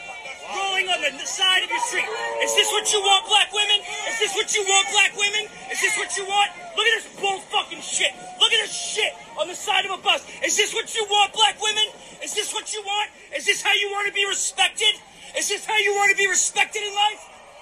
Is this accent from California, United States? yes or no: no; Philadelphia, Pennsylvania, United States; I'm from Philly.